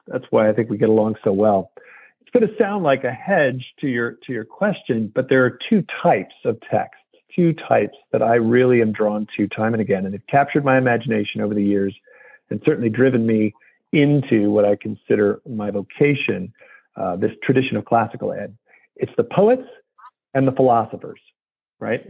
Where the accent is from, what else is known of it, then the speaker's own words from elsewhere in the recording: United States; as the American uh, that I am